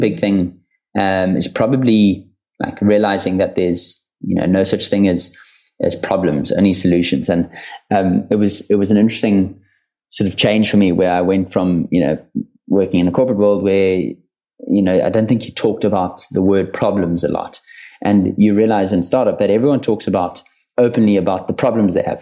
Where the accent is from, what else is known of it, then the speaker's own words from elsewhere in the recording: South Africa; I grew up in South Africa.